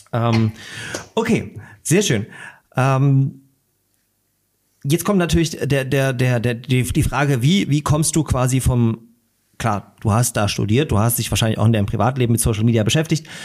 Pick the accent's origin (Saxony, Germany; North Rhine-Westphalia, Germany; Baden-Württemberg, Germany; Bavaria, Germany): Saxony, Germany; Großröhrsdorf; also born or lived in Dresden; now in Leipzig, Germany; ich bin in Dresden geboren äh, und bin dann in der Oberlausitz aufgewachsen, und auch äh, zur Schule gegangen, Großröhrsdorf